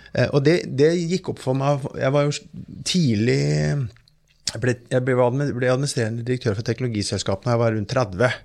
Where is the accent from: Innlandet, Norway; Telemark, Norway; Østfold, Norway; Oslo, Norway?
Østfold, Norway; Fredrikstad; Jeg kommer fra Fredrikstad